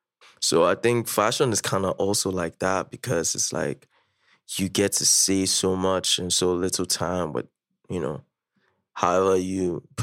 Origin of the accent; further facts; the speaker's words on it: Nigeria; So just as a Nigerian